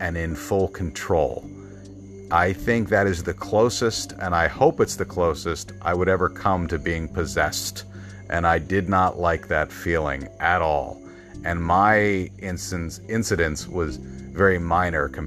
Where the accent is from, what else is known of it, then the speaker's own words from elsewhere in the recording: Bryn Mawr, Pennsylvania, United States; moved away; I am from Bryn Mawr, Pennsylvania